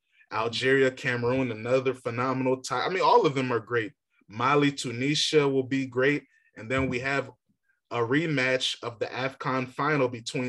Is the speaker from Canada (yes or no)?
no; Ghana; You know, I'm a Ghanaian. I believe we can win